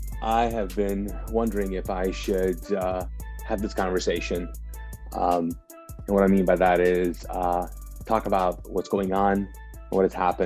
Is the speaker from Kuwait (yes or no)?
yes; Kuwait; now in United States; I grew up in Kuwait. I was born and raised there, and grew up there as a Pakistani, because my parents are Pakistani.